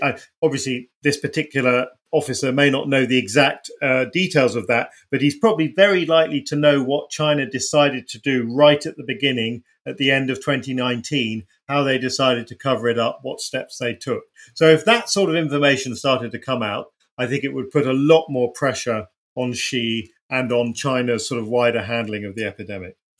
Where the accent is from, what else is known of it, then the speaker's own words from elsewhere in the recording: United Kingdom; as a British person, you can go anywhere in the world